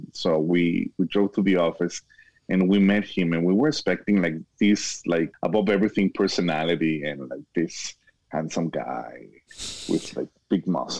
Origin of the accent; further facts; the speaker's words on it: Guadalajara, Jalisco, Mexico; also born or lived in Miami; now in El Paso, United States; I was born and raised in Guadalajara, Mexico, but now I'm living in El Paso, Texas. I lived in Florida in Miami for 19 years